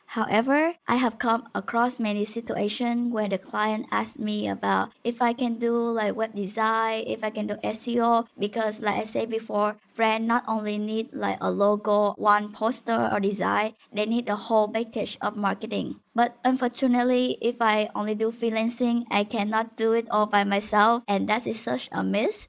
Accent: Vietnam; moved away as an adult; now in United States; I'm originally from Vietnam

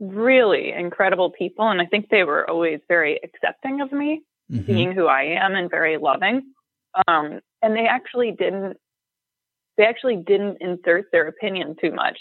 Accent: St. Louis, Missouri, United States; moved away as an adult; I grew up in St. Louis, and I don't think anybody else from my high school really left the city

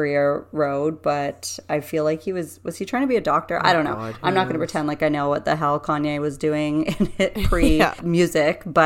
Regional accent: Canada; us being Canadian

